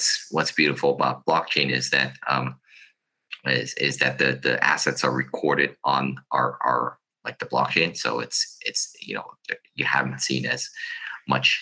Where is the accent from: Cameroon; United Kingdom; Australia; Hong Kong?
Hong Kong; I come from a place from Hong Kong